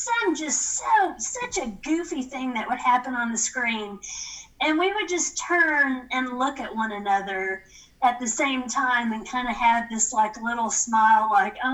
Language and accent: English; Tennessee, United States; I was mm-hmm. in Tennessee